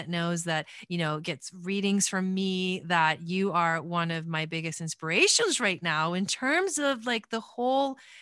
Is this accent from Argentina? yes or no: yes; Argentina; moved away; I was born in Argentina